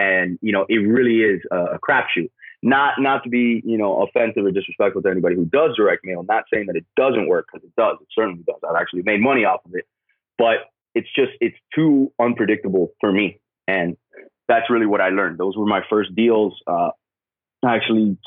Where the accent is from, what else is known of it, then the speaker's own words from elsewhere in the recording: Miami, Florida, United States; I'm originally from Miami